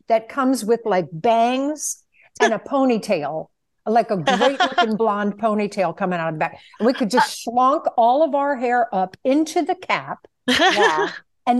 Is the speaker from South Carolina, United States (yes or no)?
no; Virginia, United States; when I tell people that I'm originally from Virginia and people say, you don't have a Southern accent.